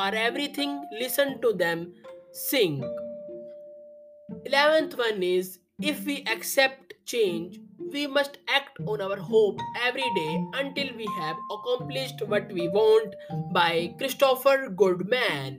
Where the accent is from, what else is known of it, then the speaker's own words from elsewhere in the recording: India; I am from India.